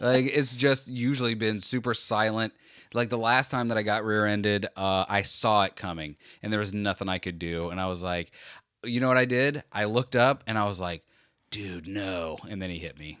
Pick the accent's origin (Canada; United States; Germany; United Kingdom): United States; Florida; we're from Florida